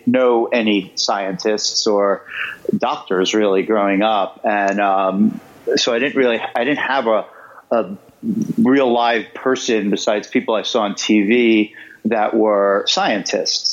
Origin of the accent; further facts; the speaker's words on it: New York City, New York, United States; I grew up in Queens